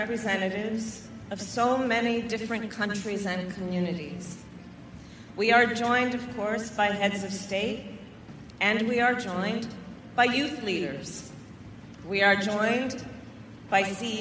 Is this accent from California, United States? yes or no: yes; California, United States; moved away; my home state of California